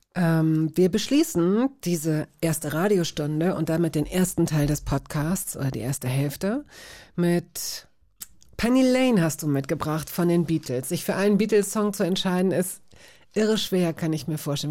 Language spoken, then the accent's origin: German; West Germany, Germany; als Wessi